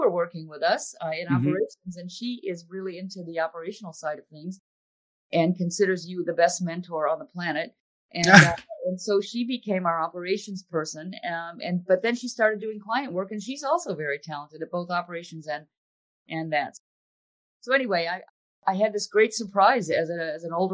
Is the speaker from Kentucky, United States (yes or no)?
no; Villa Park, Illinois, United States; moved away; I grew up outside of Chicago in a little suburb called Villa Park